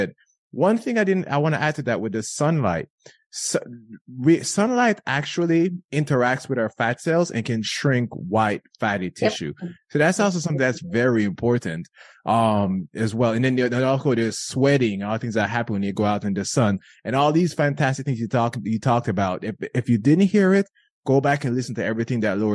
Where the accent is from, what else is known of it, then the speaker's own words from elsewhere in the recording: Jamaica; I grew up in Jamaica